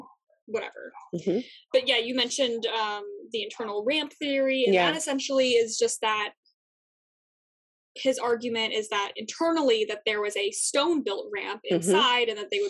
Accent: United States; being an American

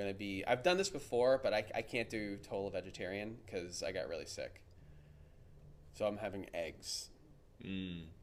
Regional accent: Queens, New York, United States; I have no idea. I'm from Queens.

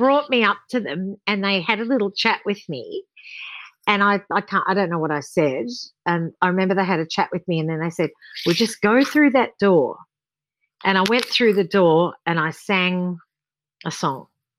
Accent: Sydney, New South Wales, Australia; born there; I was born in Sydney, and I was really lucky to be born into a family that had singers.

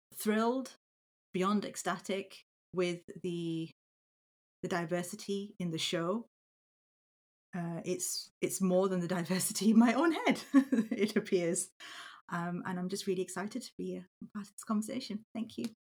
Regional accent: Yorkshire and the Humber, United Kingdom; I am a second generation British Pakistani born and bred in Yorkshire

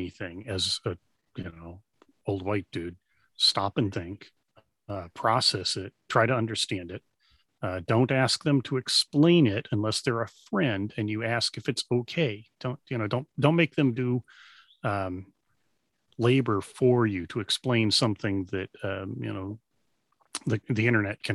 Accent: Dallas, Texas, United States; I grew up in Dallas

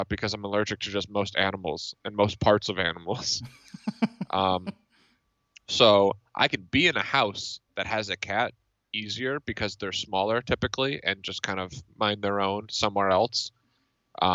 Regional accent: Northeast, United States; I'm from the Northeast

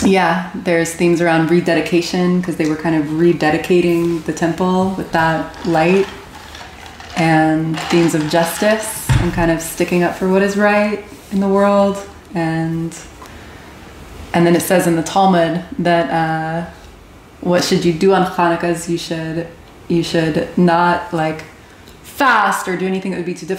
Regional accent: Plano, Texas, United States; moved away as an adult; now in Israel; I grew up here in Plano, Texas

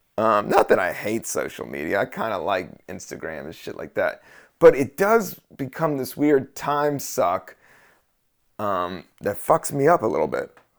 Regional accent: United States; I'm American

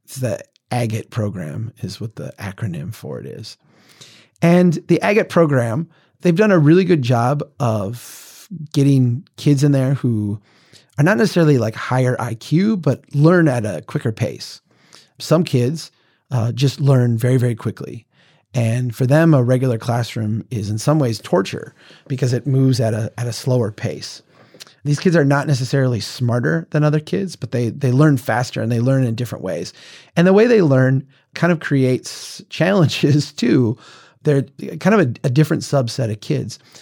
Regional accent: central Minnesota, United States; here in my hometown

